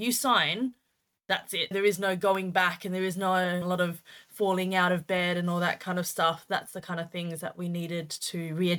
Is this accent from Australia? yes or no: yes; Australia; moved away as an adult; now in United Kingdom; We started in Australia, which is where we're from. You could probably tell that the accent isn't as British as you'd probably find. So we started in Oz and we came to the UK in 2016.